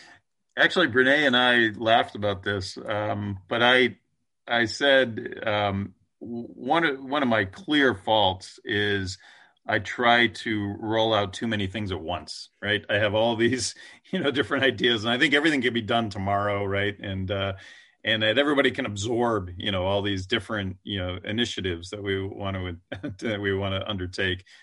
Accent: East Coast, United States; now in West Coast, United States; I'm an East Coaster, uh, you know, I was born on the East Coast, but now I live on the West Coast

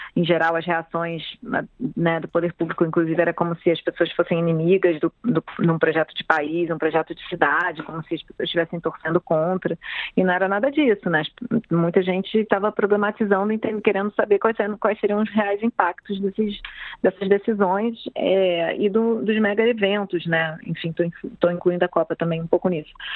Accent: Rio de Janeiro, Brazil; eu sou moradora do Rio, nasci no Rio, né, morei minha vida praticamente inteira na cidade

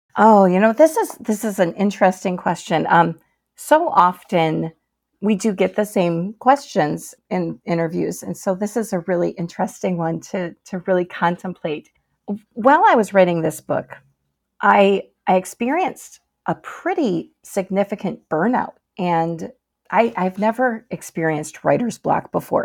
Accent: Michigan, United States; I'm a lifelong Michigander

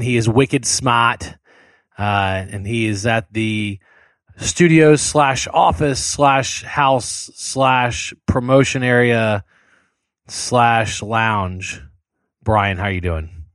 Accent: South Louisiana, United States; I grew up in South Louisiana

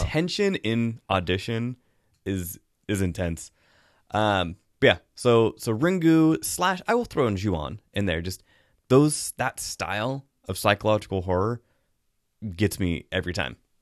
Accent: the Northwest, Pacific Northwest, United States; I grew up in the Northwest, I grew up swimming in lakes

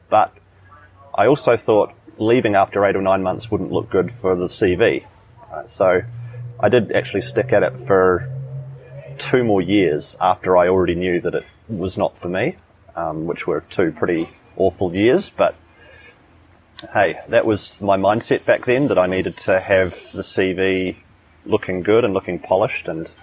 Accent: New Zealand; moved away as an adult; now in Chiang Mai, Thailand; I'm from New Zealand

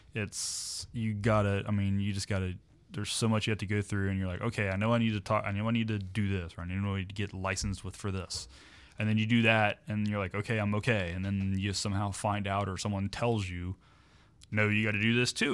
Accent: Morrow, Ohio, United States; I grew up in Morrow.

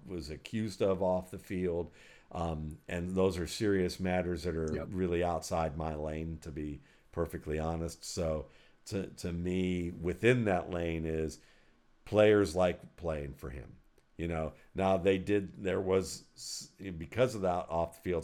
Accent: Northeast, United States; moved away; I'm from the Northeast

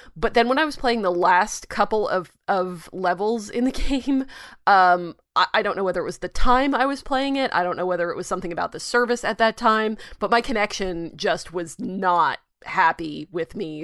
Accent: United States

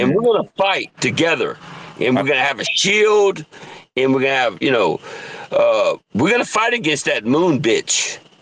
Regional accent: southern Louisiana, United States; moved away; louisiana i'm french

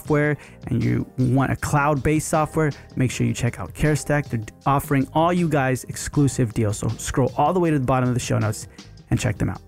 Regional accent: Houston, Texas, United States; Houston is my hometown

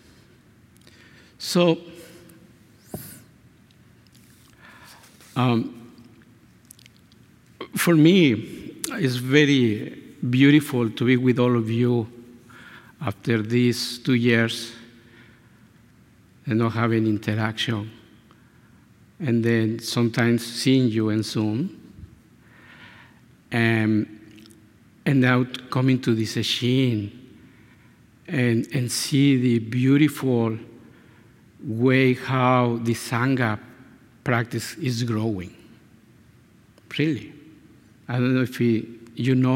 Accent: Mexico; first language Spanish; English is a second language; now in San Diego, United States; I show up in Mexico.

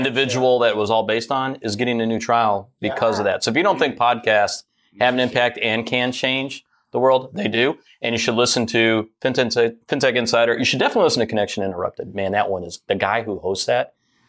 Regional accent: Detroit, Michigan, United States; I grew up in Detroit

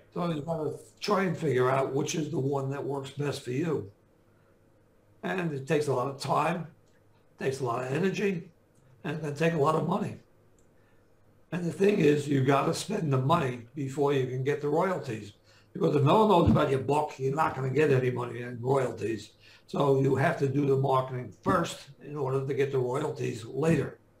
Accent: Jersey City, New Jersey, United States; I grew up, I was born and raised in Jersey City

